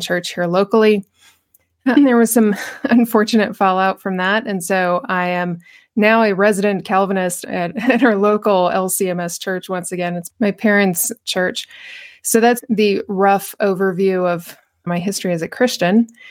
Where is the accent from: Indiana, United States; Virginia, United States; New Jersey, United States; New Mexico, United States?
New Mexico, United States; Albuquerque; I was born and raised in Albuquerque, New Mexico